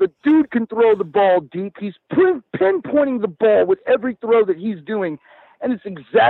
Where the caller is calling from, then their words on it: Central Texas, United States; I am the … calling from Central Texas.